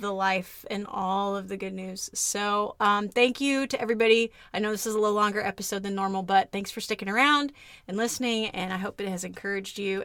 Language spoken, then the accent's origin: English; Kansas, United States; moved away; a kid who spent a lot of time growing up in Kansas